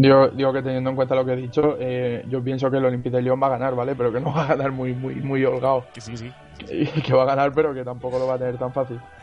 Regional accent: Region of Murcia, Spain; mi tierra

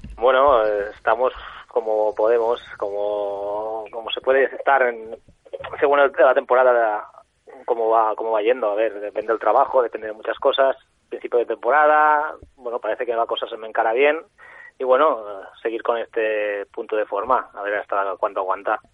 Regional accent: Sant Feliu de Guíxols, Catalonia, Spain; yo soy de San Felipe de Quixos, un pueblo de la Costa Brava

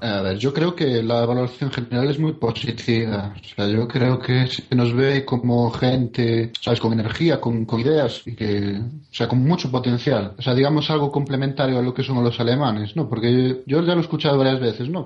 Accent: Spain; moved away as an adult; now in Germany; soy español

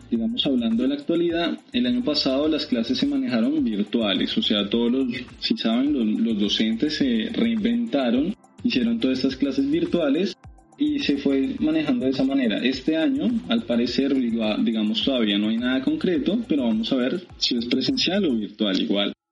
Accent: Bogotá, Colombia; yo soy de la ciudad de Bogotá, soy colombiano, si se pueden dar cuenta, con, el acento todavía vigente.

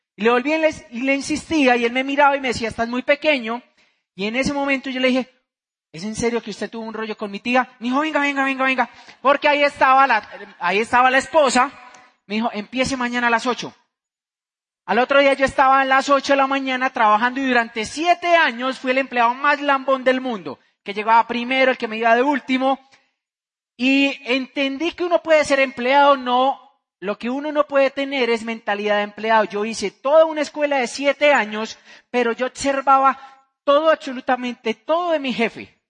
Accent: Bucaramanga, Santander, Colombia; vengo de Bucaramanga, Santander

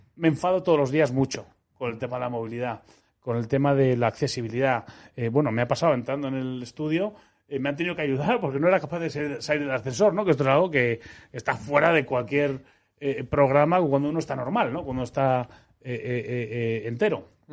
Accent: Madrid, Community of Madrid, Spain; moved away as an adult; also born or lived in Seville / Almería / Netherlands / Switzerland; yo soy, español, soy madrileño, nací en el año 74

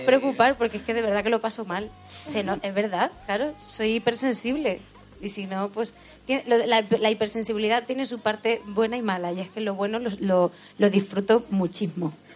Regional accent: Letur, Castilla-La Mancha, Spain; el pueblo donde yo me he criado. Eso, soy de Albacete, pero criada en un pueblo muy chiquitico de la Sierra del Segura

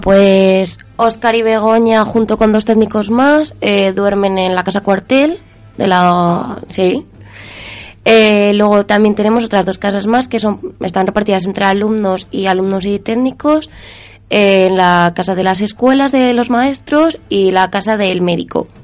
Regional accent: Soria, Castile and León, Spain; yo soy de Soria.

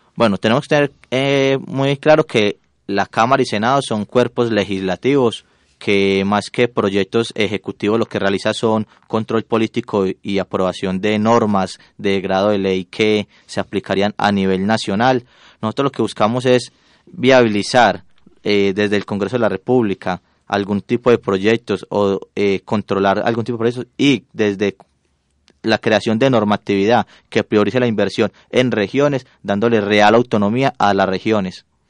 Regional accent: Puerto Berrío, Antioquia, Colombia; nosotros somos de Puerto Berrío

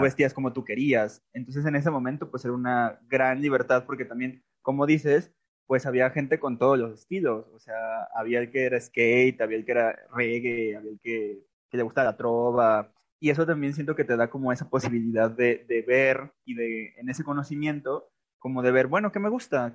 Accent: Aguascalientes, Mexico; moved away as an adult; also born or lived in Buenos Aires, Argentina; Yo soy nacido y criado en Aguascalientes

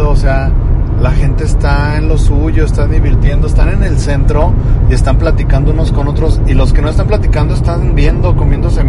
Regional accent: Mexico; Pero me siento más mexicano.

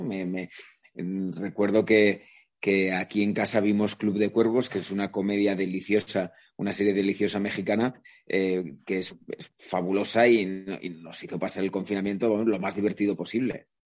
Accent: La Rioja, Spain; also born or lived in Vitoria-Gasteiz; now in Madrid, Spain; no madrileño de nacimiento, porque yo soy riojano y tengo mm, e, e, e, ese sentimiento también de mis raíces

